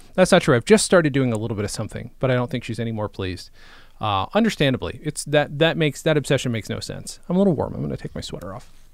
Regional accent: Swindon, South West England, United Kingdom; I was born in Swindon

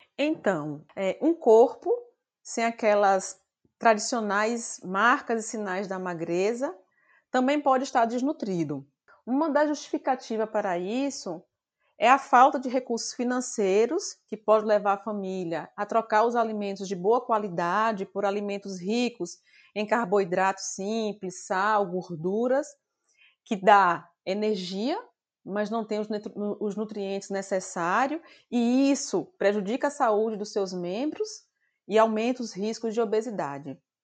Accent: Bahia, Brazil; moved away as an adult; also born or lived in João Pessoa; eu saí da minha terra natal, de que é Bahia, para João Pessoa para cursar a universidade

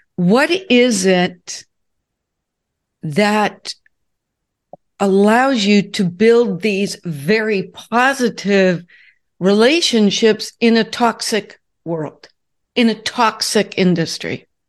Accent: Southern California, United States; moved away as an adult; also born or lived in Newport Beach, California / Connecticut; I grew up in Southern California, built my business in Newport Beach, California, and when I became a national training officer, I had to move to Connecticut.

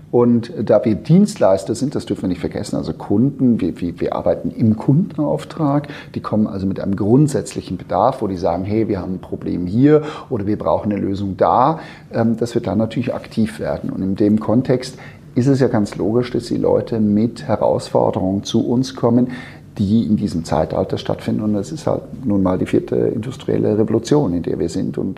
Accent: Switzerland; moved away as an adult; also born or lived in United States; now in Hamburg, Germany; ich bin äh, gebürtiger Schweizer, das hört man zum Teil nicht mehr, aber ich bin tatsächlich die ersten 20 Jahre, Jahre in, der, in der Schweiz aufgewachsen und äh, habe dann später in den Staaten studiert

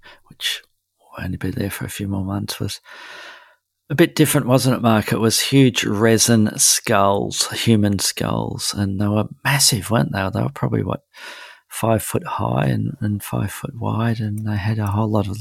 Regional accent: Melbourne, Victoria, Australia; my hometown of Melbourne

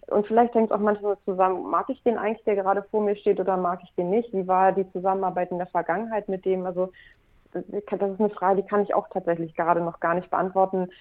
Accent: Hamburg, Germany; also born or lived in Mexico; Ich bin eine Hamburgerin, die seit vielen Jahren mit dem Herzen auch in Hamburg lebt

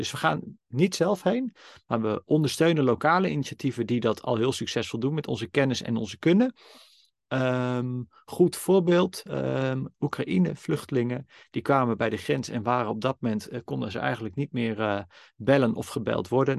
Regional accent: Netherlands; ik ben een witte, blanke man, geboren in Nederland, in een liefdevol gezin

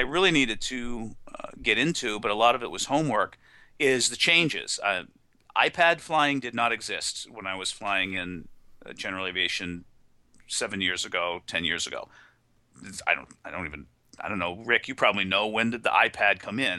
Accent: New England, United States; I'm from New England

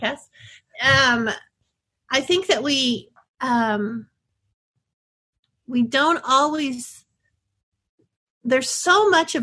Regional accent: Texas, United States; I'm from Texas

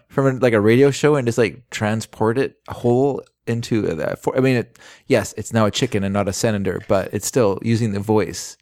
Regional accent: Vancouver, British Columbia, Canada; the Vancouver Sun, which was our family paper.

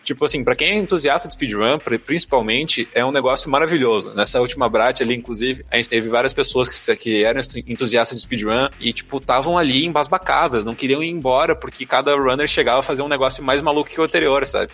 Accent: Rio Grande do Sul, Brazil; eu sou do Rio Grande do Sul

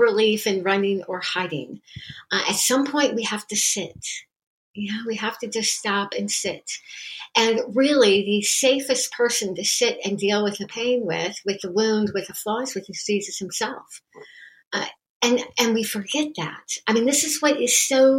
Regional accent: United States; being an American

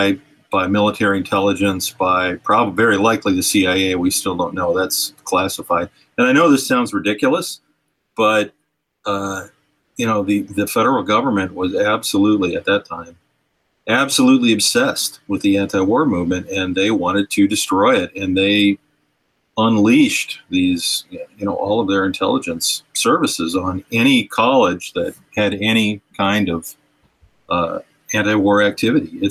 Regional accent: near Kent, Ohio, United States; I grew up very near Kent, Ohio, yeah, in a small town, just a few miles away

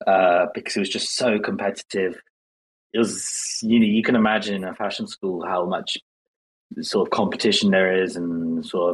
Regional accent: England, United Kingdom; also born or lived in South Korea; I spent my whole life just growing up in England

